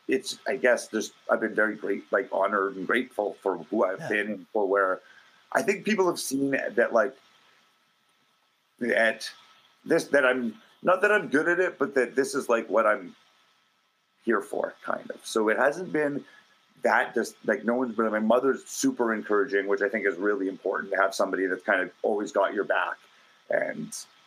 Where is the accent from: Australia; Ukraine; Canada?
Canada; Calgary, Alberta; Growing up in Calgary